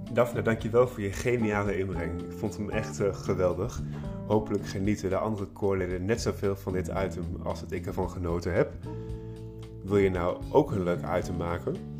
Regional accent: Holten, Overijssel, Netherlands; ik eh, woon in uh, Holten, in het huis waar ik opgegroeid ben, een boerderij

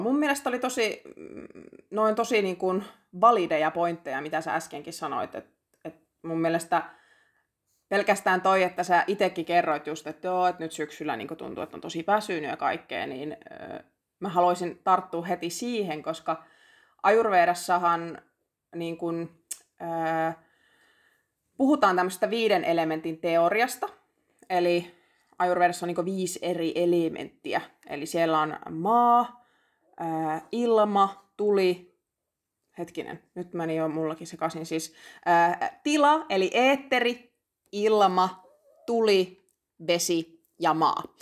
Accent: Lapland, Finland; Mä oon itse Lapista

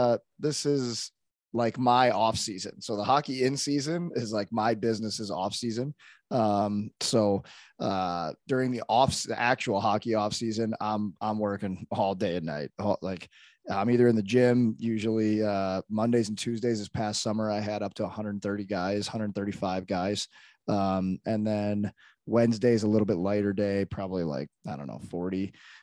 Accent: Arlington Heights, Illinois, United States; born there; now in St. Louis, United States; I was born in Arlington Heights. I live in St. Louis.

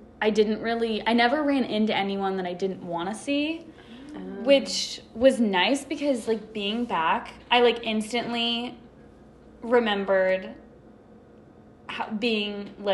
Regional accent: Santa Barbara, California, United States; moved away as an adult; I grew up in Santa Barbara. It's a beach town

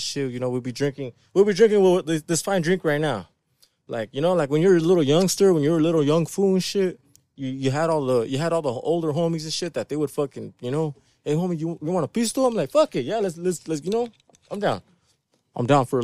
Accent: Ontario, California, United States; also born or lived in Riverside, California / Montclair, California; I grew up in the beautiful city of Ontario

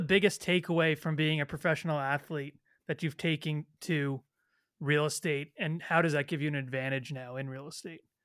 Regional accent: Toronto, Ontario, Canada; I'm Canadian, I'm from Toronto

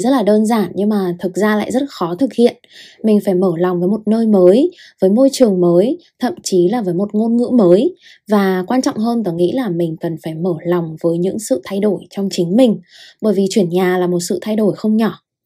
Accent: Hanoi, Vietnam; moved away as an adult; also born or lived in Russia; tớ sinh ra và lớn lên ở Hà Nội

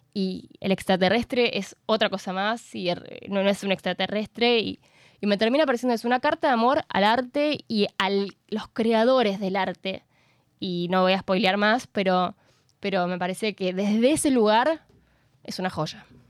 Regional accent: San Juan, Argentina; soy sanjuanina

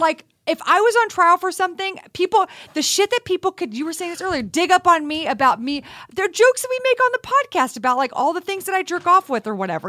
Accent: Texas, United States; I grew up in Texas

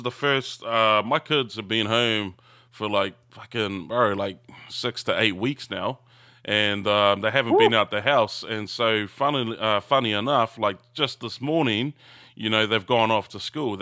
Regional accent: New Zealand; now in Australia; growing up in New Zealand

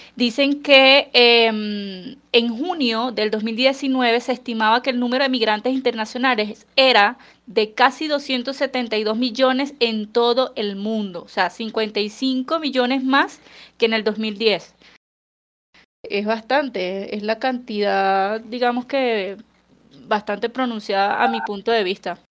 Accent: Caracas, Capital District, Venezuela; moved away as an adult; now in Colombia; yo que soy de Caracas, básicamente la ventana de mi, de mi cocina daba hacia el Ávila

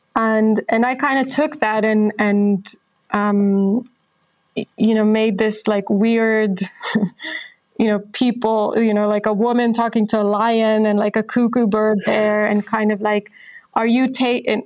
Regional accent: Israel; I'm from Israel

